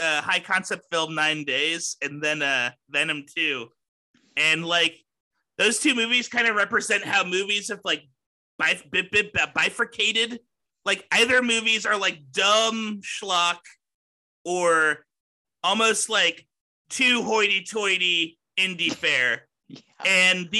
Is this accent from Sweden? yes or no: no; Houston, Texas, United States; I'm from Houston, Texas.